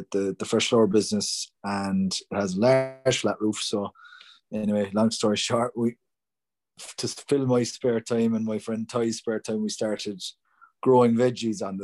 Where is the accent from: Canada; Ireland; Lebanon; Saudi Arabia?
Ireland; Cork, Munster; I grew up in Bishopstown in the suburbs